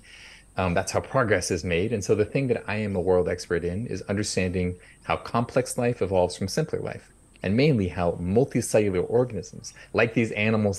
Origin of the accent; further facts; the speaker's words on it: near San Francisco, coastal California, United States; I grew up in California, coastal California, near San Francisco